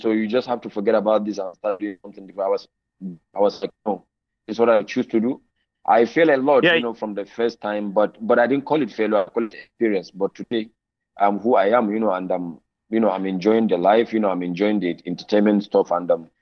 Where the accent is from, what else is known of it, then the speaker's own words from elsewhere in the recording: Sokoto, Nigeria; moved away as an adult; now in Kaduna, Nigeria; I was born in Sokoto State, the northern part of Nigeria. That is my hometown, and I started my life there, primary, secondary.